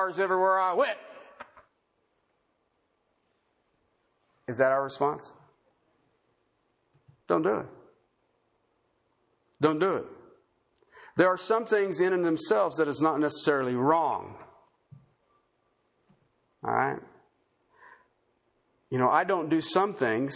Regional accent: United States; in America as American citizens

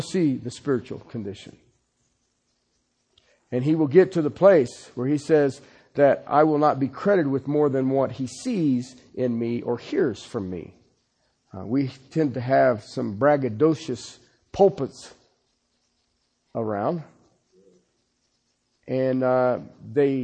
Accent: Ohio, United States; moved away; I'm from Ohio.

